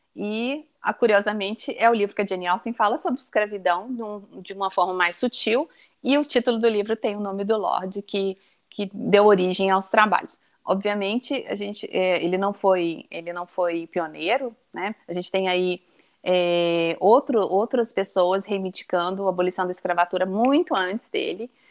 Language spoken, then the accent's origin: Portuguese; Brazil; Nós somos brasileiros